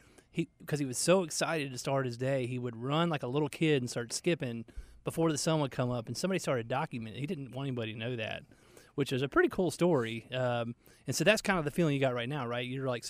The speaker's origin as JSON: {"language": "English", "region": "Georgia", "country": "United States", "tie": "born or raised there", "said": "even growing up in Georgia."}